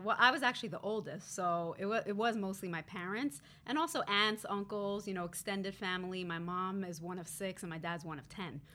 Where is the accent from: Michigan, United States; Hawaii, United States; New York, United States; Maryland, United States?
New York, United States; New York City; I actually grew up pretty close to here in Crown Heights, Brooklyn, New York